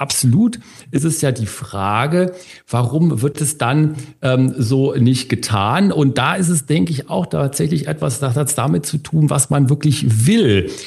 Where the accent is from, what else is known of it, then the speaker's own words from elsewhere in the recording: Germany; bei uns in Deutschland